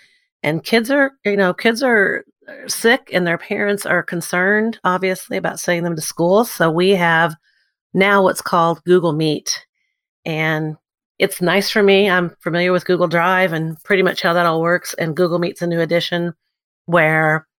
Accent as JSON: {"language": "English", "town": "New Albany", "region": "Indiana", "country": "United States", "moved": "as an adult", "lives_now": "Evansville, United States", "said": "I live in Evansville, Indiana. I'm actually from New Albany, Indiana. So I got here by way of University of Evansville"}